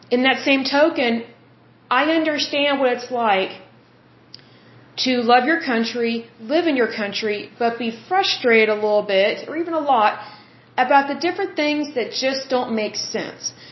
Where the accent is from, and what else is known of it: United States